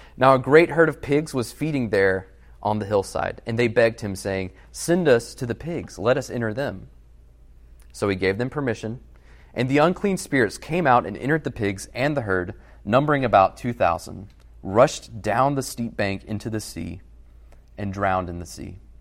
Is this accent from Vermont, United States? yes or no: no; Alabama, United States; moved away as an adult; also born or lived in Massachusetts; I'm from Alabama